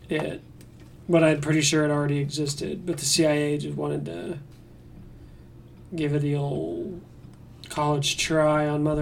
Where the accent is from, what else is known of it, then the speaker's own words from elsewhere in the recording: Netherlands; I'm from Holland. Isn't that weird?